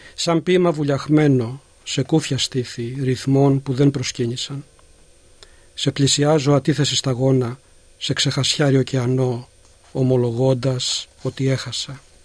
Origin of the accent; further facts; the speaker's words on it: Gastouni, Western Greece, Greece; moved away as an adult; now in Melbourne, Australia; Γεννήθηκα στη Γαστούνη Ηλίας και μετανάστευσα στην Αυστραλία το 1974